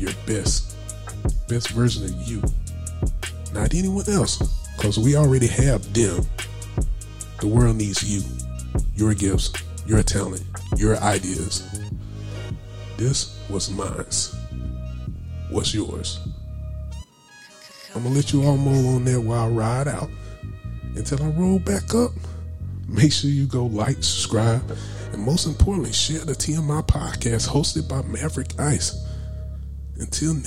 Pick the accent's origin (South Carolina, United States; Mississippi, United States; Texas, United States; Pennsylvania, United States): South Carolina, United States; Anderson; my hometown, also of Anderson, South Carolina